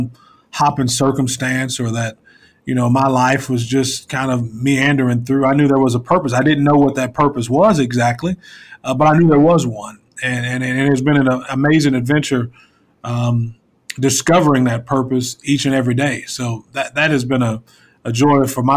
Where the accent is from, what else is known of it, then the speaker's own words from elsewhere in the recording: Lawton, Oklahoma, United States; I grew up there in Lawton